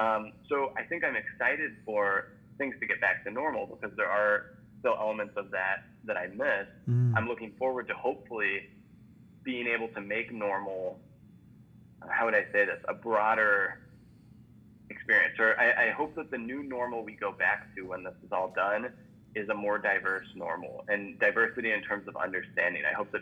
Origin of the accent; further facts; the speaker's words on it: Midwest, United States; Maybe it's like a Cubs jacket. You're like, hey, Cubs, like you're from the Midwest. I'm from the Midwest too.